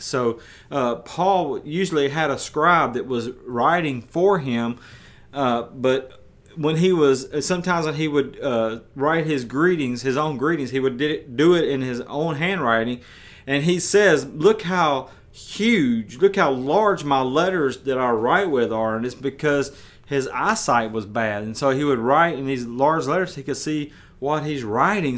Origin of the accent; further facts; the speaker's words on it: West Tennessee, United States; moved away as an adult; also born or lived in the South; I'm from West Tennessee